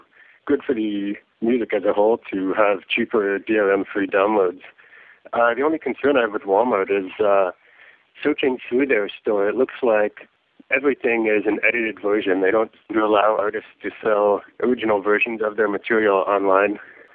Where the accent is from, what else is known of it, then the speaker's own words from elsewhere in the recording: Vancouver, British Columbia, Canada; I'm from Vancouver, Canada.